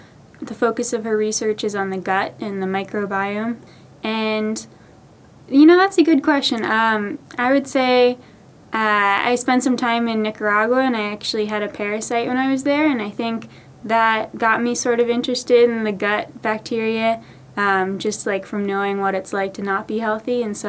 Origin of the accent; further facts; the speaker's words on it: Bethesda, Maryland, United States; I'm from Bethesda, Maryland.